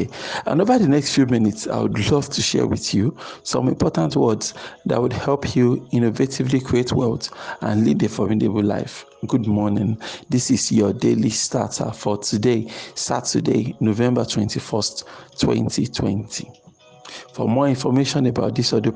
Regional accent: Nigeria; Nigerians growing up in Nigeria

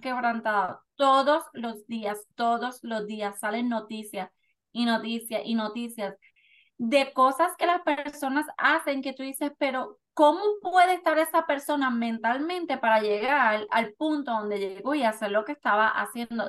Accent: Puerto Rico; now in Florida, United States; De Puerto Rico.

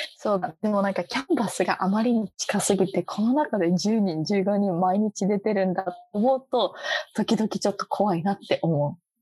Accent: Japan; moved away as an adult; now in Boston, United States; 私とか特に日本で育ってる

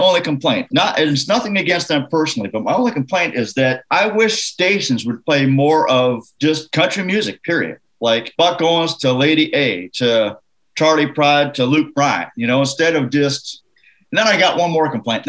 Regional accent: Canada; I'm from Canada

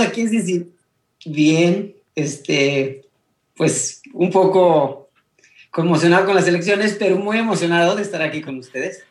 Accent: Mexico City, Mexico; moved away as an adult; also born or lived in San Miguel Palmas, Querétaro, Mexico / Berlin, Germany / North Carolina, United States; now in Cincinnati, United States; crecí prácticamente en la Ciudad de México, entonces me considero un poquito como más chilango

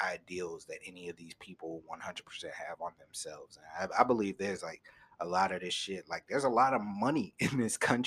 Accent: United States; as Americans, as people of this country

